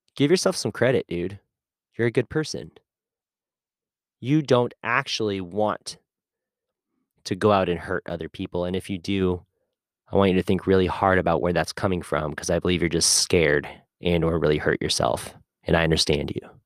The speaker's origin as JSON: {"language": "English", "country": "United States", "tie": "born or raised there", "said": "I grew up with in America"}